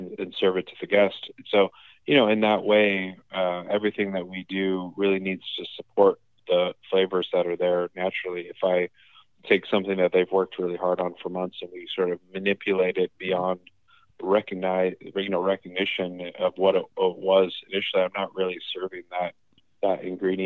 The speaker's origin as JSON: {"language": "English", "town": "Los Angeles", "region": "California", "country": "United States", "tie": "born or raised there", "also_born_or_lived": "Hokkaido, Japan / United Kingdom", "moved": "as an adult", "said": "I grew up in Los Angeles, but was fortunate to do a lot of traveling with them"}